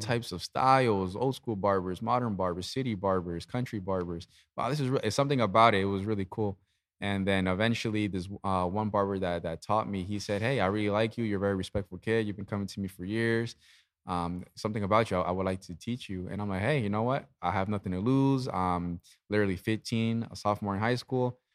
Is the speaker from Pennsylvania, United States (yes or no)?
yes; Easton, Pennsylvania, United States; I was born and raised in Easton.